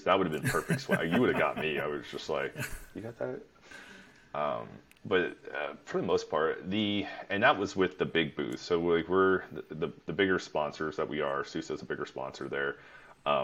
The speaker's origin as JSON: {"language": "English", "town": "Cleveland", "region": "Ohio", "country": "United States", "said": "I'm from Cleveland"}